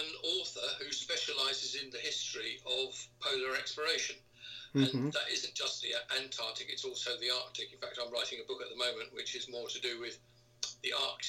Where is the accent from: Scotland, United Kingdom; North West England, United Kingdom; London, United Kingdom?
London, United Kingdom; moved away as an adult; now in East Sussex, United Kingdom; I'm a classic war baby. I was born in 1946 and moved to London when I was 6 weeks old. So I always regard myself as a Londoner.